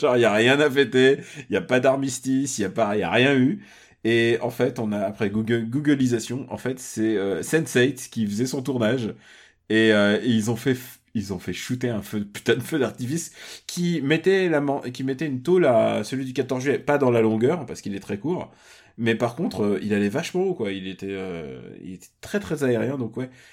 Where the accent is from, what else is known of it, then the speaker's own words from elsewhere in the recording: Russia; je suis russe